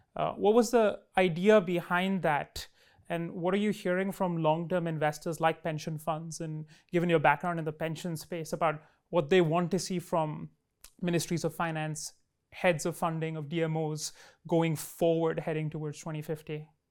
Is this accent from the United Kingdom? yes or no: no; Delhi, India; in my hometown of Delhi